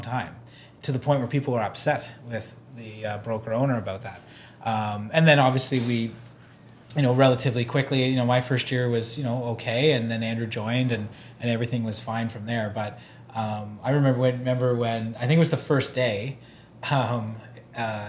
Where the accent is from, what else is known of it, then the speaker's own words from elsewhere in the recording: Oakville, Ontario, Canada; growing up in Oakville, like, there's lots of big real estate agents